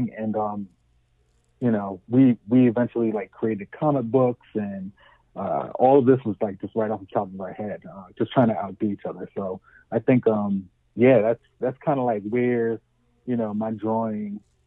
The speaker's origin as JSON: {"language": "English", "town": "Camden", "region": "New Jersey", "country": "United States", "tie": "born or raised there", "also_born_or_lived": "Spanish Town, Jamaica / Syracuse, New York", "moved": "as an adult", "said": "I'm from Canton. I don't know if you're familiar with like the dynamics of Canton, but it's pretty much, you know, really urban, all, you know, all Black and Hispanic kids"}